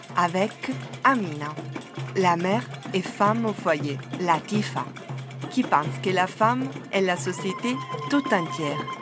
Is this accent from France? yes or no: no; Southern Italy, Italy; French is a second language; also born or lived in Naples; now in Brussels, Belgium; Je suis originaire du sud de l'Italie.